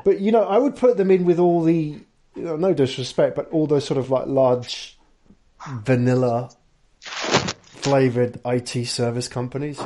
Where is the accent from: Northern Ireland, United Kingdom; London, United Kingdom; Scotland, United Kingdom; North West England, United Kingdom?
London, United Kingdom; now in Tokyo, Japan; I'm from London